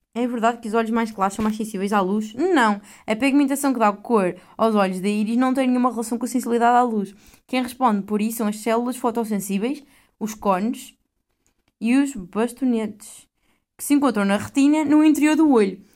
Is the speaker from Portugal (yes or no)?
yes; Portugal; moved away; sou de Portugal